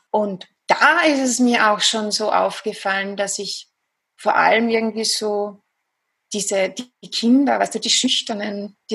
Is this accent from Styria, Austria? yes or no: no; Vienna, Austria; accent: Viennese Austrian; wie du schon gesagt hast, ich komme aus Österreich, aus Wien. Ich glaube, man hört es auch ganz gut raus, ein bisschen an der Stimmfärbung, an der typisch österreichisch-wienerischen.